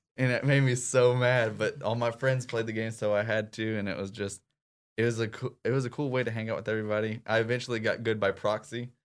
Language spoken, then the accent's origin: English; Clarendon, Arkansas, United States; my upbringing was a small town, uh, named Clarendon, Arkansas